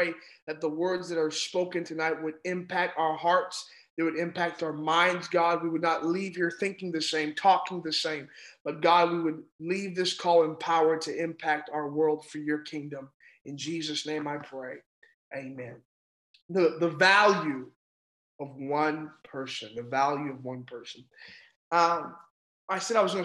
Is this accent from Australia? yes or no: no; Ontario, Canada; I'm from Ontario in Canada.